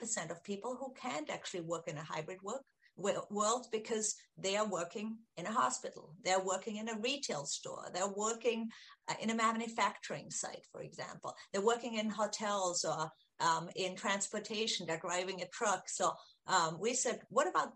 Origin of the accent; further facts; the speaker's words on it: Austria; moved away; I'm from Austria originally